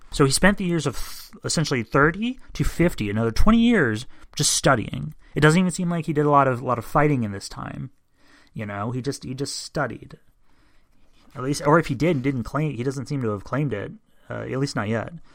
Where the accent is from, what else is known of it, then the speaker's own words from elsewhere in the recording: United States; I'm an American